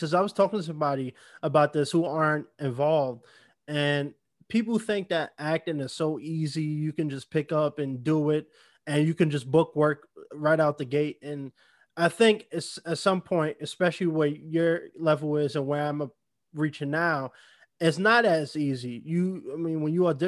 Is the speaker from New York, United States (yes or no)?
yes; New York City, New York, United States; also born or lived in Bronx, New York; I'm from New York, born and raised too